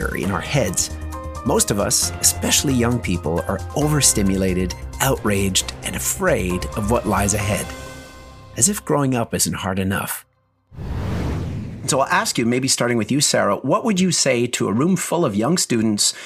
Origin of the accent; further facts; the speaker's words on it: Montreal, Quebec, Canada; my own experience as a Gen X growing up in Montreal at the intersection of two cultures, English and French